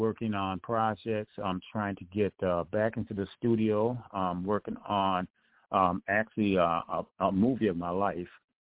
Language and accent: English; Detroit, Michigan, United States; I'm from Detroit, Michigan, and actually I'm a recording artist.